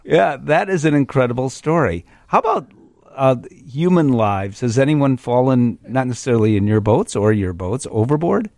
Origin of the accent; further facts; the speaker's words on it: Chicago, Illinois, United States; Chicago, I'm a Chicagoan, lifelong